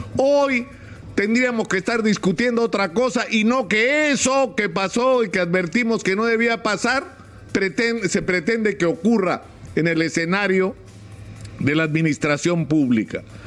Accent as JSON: {"language": "Spanish", "country": "Peru", "said": "somos todos los peruanos"}